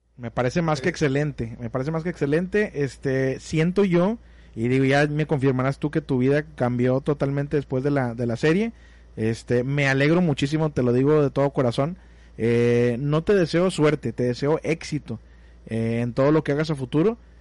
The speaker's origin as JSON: {"language": "Spanish", "country": "Mexico", "said": "los mexicanos nos sentimos más"}